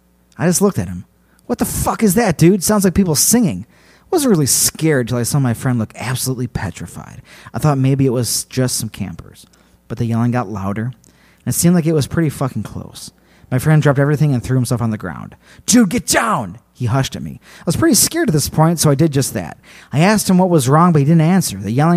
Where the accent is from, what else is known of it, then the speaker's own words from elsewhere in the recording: California, United States; He's native Hawaiian, and I am from Southern California.